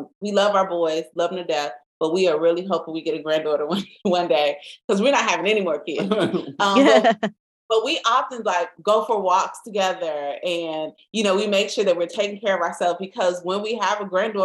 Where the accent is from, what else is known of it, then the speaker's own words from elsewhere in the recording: Chicago, Illinois, United States; we're from the South Side